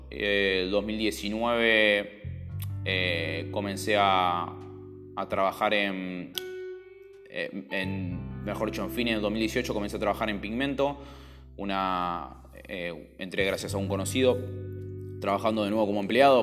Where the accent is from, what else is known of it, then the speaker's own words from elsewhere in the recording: Buenos Aires, Argentina; also born or lived in Recoleta, Buenos Aires; me crié toda mi vida en el barrio de Montserrat